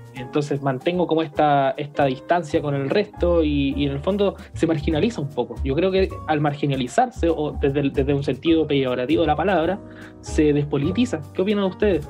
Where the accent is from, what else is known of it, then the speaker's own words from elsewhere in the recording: Chile; somos chilenos en el fondo